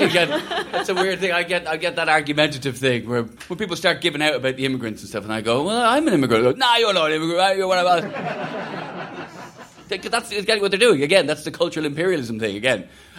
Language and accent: English; United Kingdom; When I'm trying to get in New Zealand, I'm British.